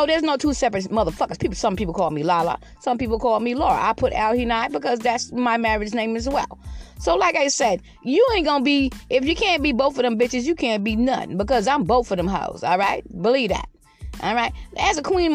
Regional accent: Georgetown, South Carolina, United States; moved away as an adult; also born or lived in Lexington County, South Carolina; now in Red Bank, United States; I'm from Georgetown, South Carolina, but I have lived here for like 29 years

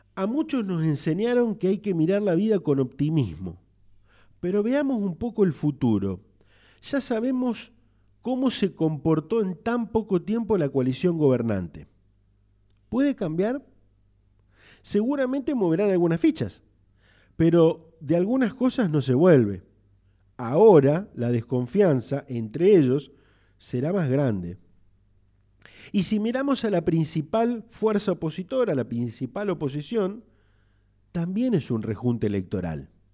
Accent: Argentina; somos desmemoriados los argentinos

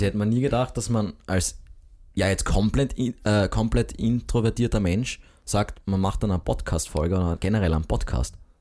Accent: Graz, Styria, Austria; als Grazer

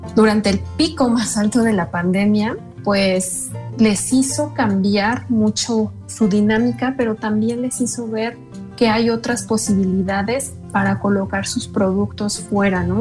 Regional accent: State of Mexico, Mexico; como mexicanas, como mexiquenses y sobre todo de esta zona

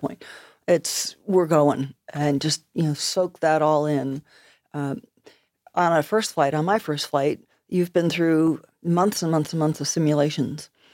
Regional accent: United States; moved away as an adult; also born or lived in Nova Scotia, Canada; I'm an American, but I'm living in Nova Scotia

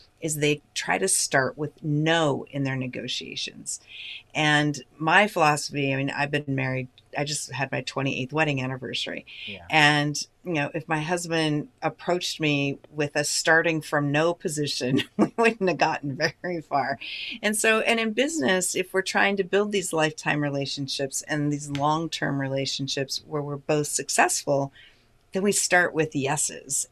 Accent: United States; as an American

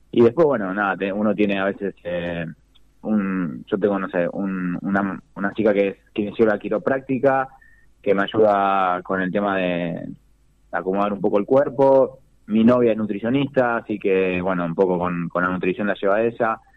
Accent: Longchamps, Buenos Aires Province, Argentina; yo a cada carrera que voy me, gusta decir que soy de Longchamp o, cuando, no sé, si subo al podio que digan, … yo dice de Longchamp

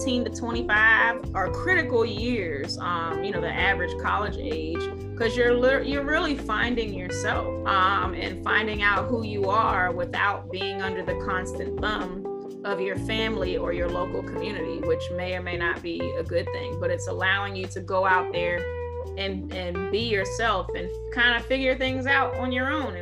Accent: Washington, District of Columbia, United States; growing up in Chocolate City

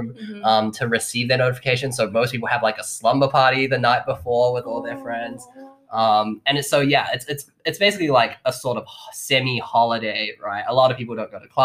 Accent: New Zealand; moved away; I'm from New Zealand.

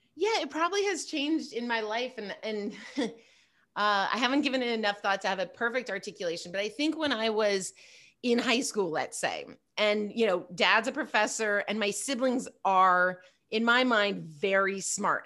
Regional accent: Pasadena, California, United States; also born or lived in Bay Area, California; now in Los Angeles, United States; I grew up in Pasadena, in L A, and then I, um, I moved to the Bay Area

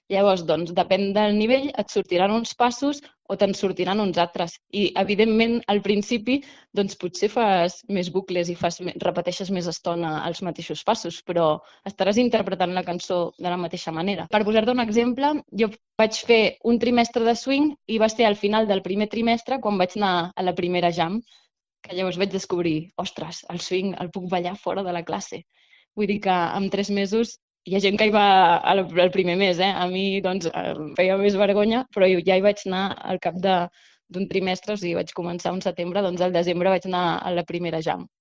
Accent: Badalona, Catalonia, Spain; jo sóc badalonina

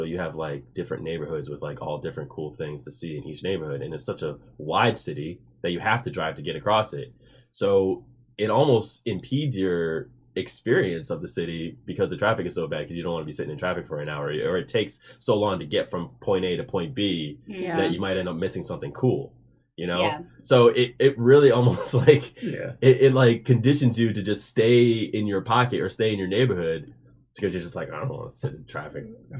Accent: New Jersey, United States; now in Houston, United States; I'm originally from New Jersey.

